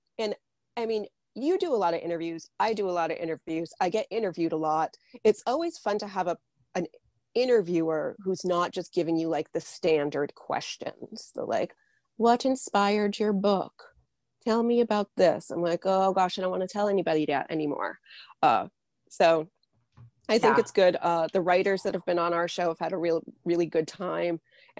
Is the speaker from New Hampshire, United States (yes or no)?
yes; New Hampshire, United States; born there; also born or lived in Midwest; Yeah, I was born in New Hampshire. I spent about 10 or 12 years in the Midwest, and now I'm back in New Hampshire.